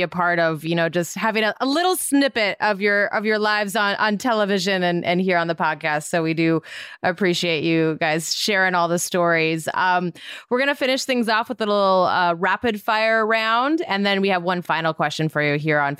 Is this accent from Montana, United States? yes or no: yes; Montana, United States; I'm from Montana